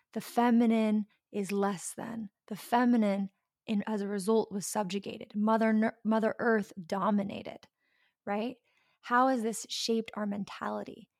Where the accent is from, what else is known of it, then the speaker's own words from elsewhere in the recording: the South, United States; I grew up in the South